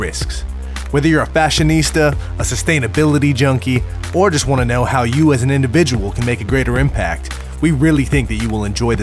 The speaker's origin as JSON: {"language": "English", "area": "the Bay Area", "region": "California", "country": "United States", "also_born_or_lived": "Venice Beach, California", "said": "We're all from the Bay"}